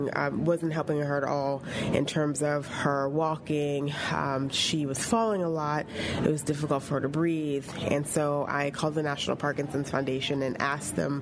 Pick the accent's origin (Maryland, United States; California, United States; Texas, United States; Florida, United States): Maryland, United States; Baltimore; moved away as an adult; also born or lived in Atlanta; now in Pittsburgh, United States; I'm from Baltimore